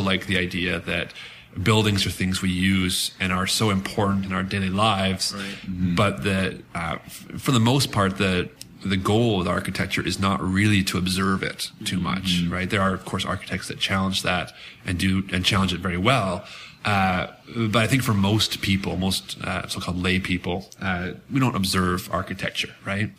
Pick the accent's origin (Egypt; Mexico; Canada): Canada; as a Canadian